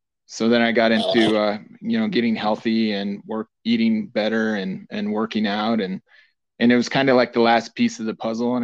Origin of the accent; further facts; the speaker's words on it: Lander, Wyoming, United States; Growing up in Lander